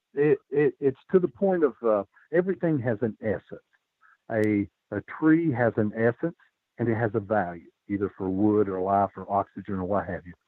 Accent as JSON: {"language": "English", "region": "Appalachia", "country": "United States", "also_born_or_lived": "Bristol, Tennessee", "said": "I'm from Appalachia"}